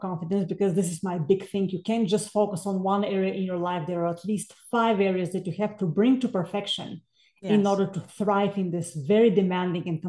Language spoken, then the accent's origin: English; Bulgaria; moved away as an adult; now in United States; I'm originally from Bulgaria. So I came to the States in 2000 to earn a master's and doctoral in music